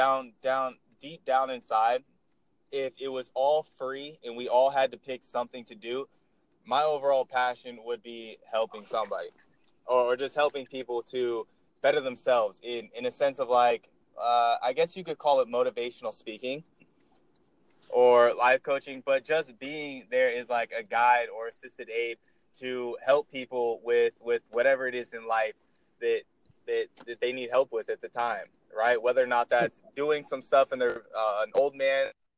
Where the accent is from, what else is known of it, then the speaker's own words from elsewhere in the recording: Seattle, Washington, United States; I'm from Seattle, Washington